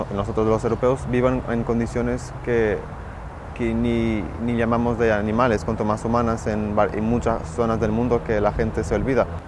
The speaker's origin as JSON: {"language": "Spanish", "country": "Portugal", "said": "soy de Portugal y estudio medicina"}